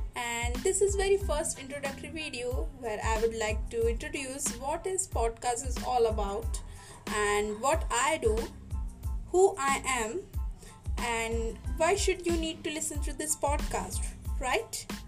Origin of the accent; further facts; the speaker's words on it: Madhya Pradesh, India; I am a student and I am from Madhya Pradesh.